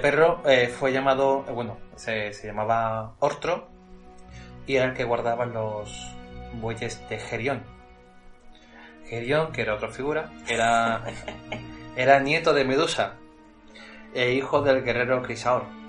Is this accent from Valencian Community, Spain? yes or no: no; Seville, Andalusia, Spain; accent: sevillano; somos de Sevilla, de España